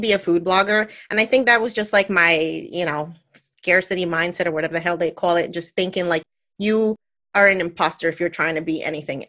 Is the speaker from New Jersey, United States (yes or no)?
yes; New Jersey, United States; I'm born and raised in New Jersey, Puerto Rican, come from a loud, loving family